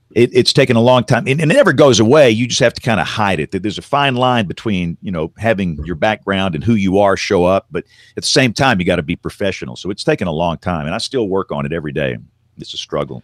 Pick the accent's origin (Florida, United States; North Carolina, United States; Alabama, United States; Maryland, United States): Alabama, United States; Tuscaloosa; growing up in Tuscaloosa, Alabama in the decade of the seventies.